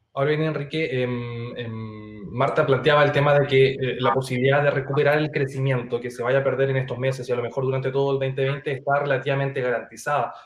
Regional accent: Chile; como le llamamos aquí en Chile

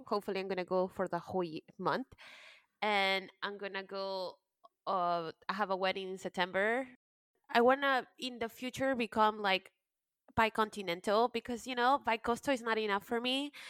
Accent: United States; also born or lived in Peru; I was raised in the United States and pretty much that made me.

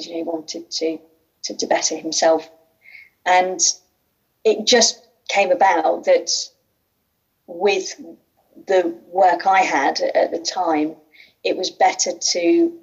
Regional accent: Midlands, United Kingdom; accent: Midlands; you'll tell by my accent, I'm also from the Midlands

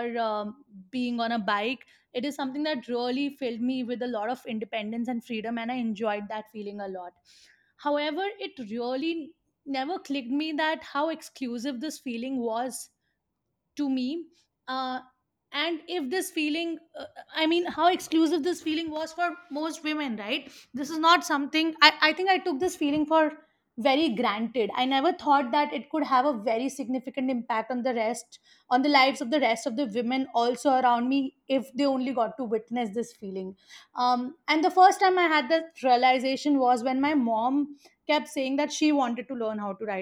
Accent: Mathura, Uttar Pradesh, India; born or raised there; moved away as an adult; also born or lived in Pune

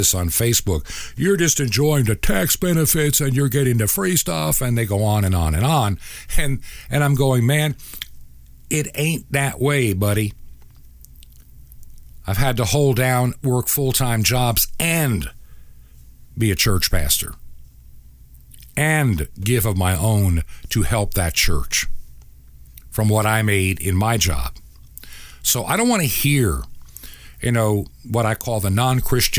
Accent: Long Island, New York, United States; I can remember when I was a child, growing up in New York State, actually outside of New York City in Long Island as a kid

